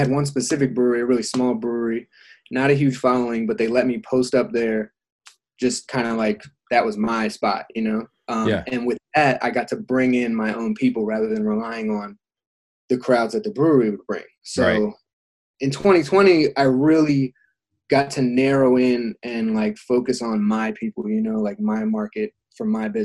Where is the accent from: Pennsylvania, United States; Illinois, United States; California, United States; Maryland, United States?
Maryland, United States; Frederick; I'm from Frederick, Maryland